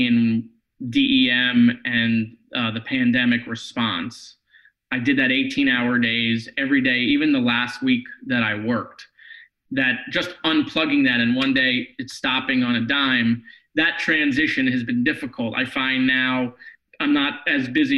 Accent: Parkland, Florida, United States; the city of Parkland, my hometown

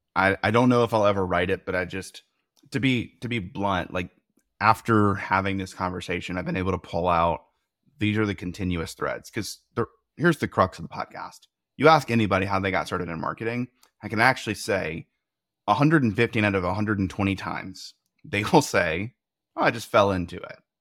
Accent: the South, United States; I was raised in the South

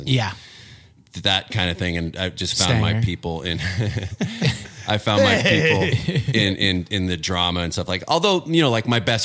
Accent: Bay Area, Northern California, United States; moved away; I grew up in Northern California. In the Bay Area

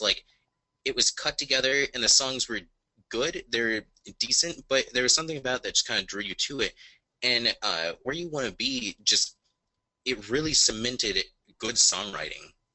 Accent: Indiana, United States; I'm in from Indiana

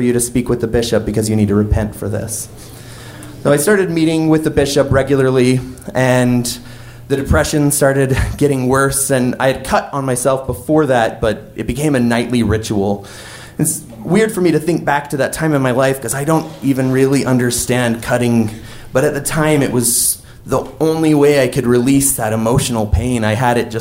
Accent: Wyoming, United States; my hometown in Wyoming

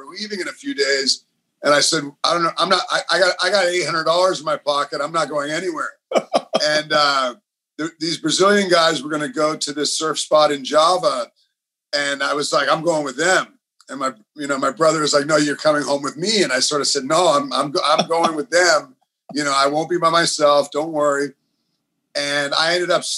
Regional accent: Los Angeles, California, United States; moved away as an adult; also born or lived in Santa Cruz / Bali; I grew up surfing in Los Angeles

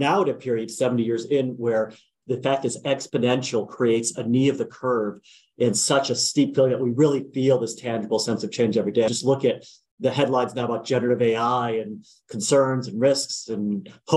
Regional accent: United States; also born or lived in Wisconsin / New Jersey; I grew up in Wisconsin and New Jersey, a little bit of a mix of both

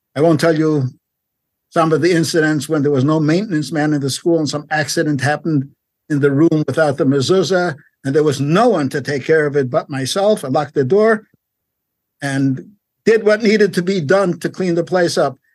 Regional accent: New York, United States; also born or lived in Paris, France / Long Beach, California; now in Los Angeles, United States; grew up in New York if you know New York, Brownsville, East Flatbush, Crown Heights

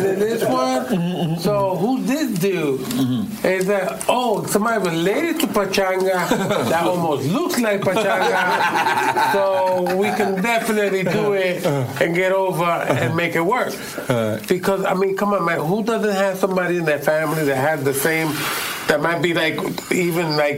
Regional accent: New York City, New York, United States; I grew up on the Lower East Side of New York City

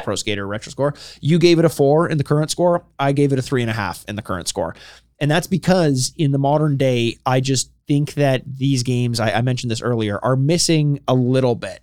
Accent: Canada; we're Canadian

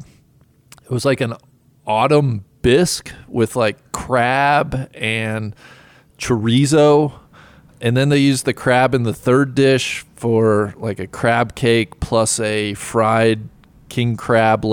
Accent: Cincinnati, Ohio, United States; I'm from Cincinnati

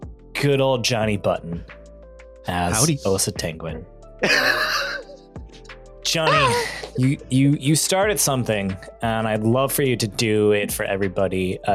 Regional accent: Southern California, United States; accent: Southern California vocal fry; I think I sound like I grew up in Southern California, which I did grow up in Southern California.

